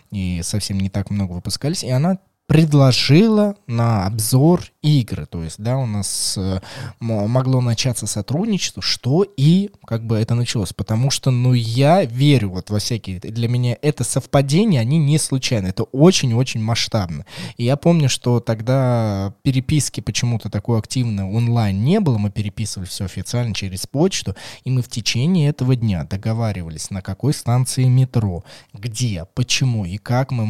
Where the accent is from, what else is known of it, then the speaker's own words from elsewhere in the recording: Moscow, Russia; мне, как москвич, мне, как москвичу.